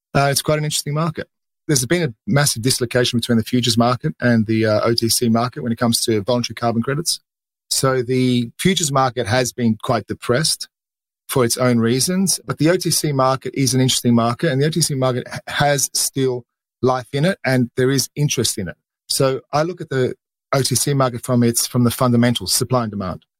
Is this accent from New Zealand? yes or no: no; Australia; accent: Australian; moved away; You can hear from my accent, I'm Australian. I started off my career in the Australian markets.